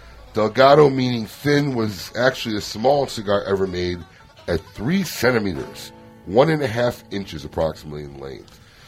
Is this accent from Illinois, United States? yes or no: yes; Illinois, United States; now in Palm Beach Gardens, United States; my hometown, Illinois, my home state, Illinois.